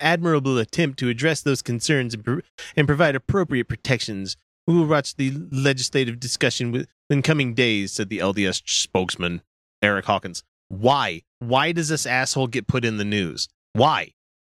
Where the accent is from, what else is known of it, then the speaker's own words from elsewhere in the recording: Germany; now in Utah, United States; I grew up in Germany